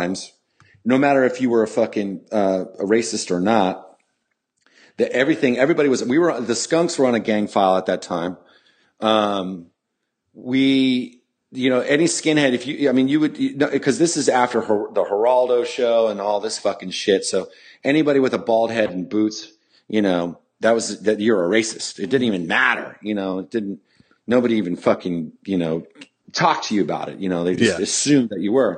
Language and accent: English; Campbell, California, United States; I'm from Campbell